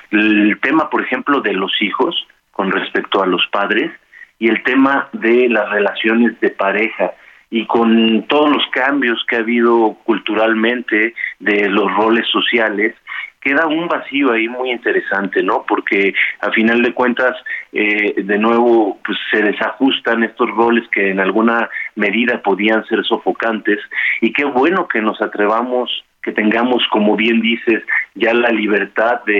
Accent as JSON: {"language": "Spanish", "country": "Mexico", "said": "parte de nuestra eh, identidad como mexicanos."}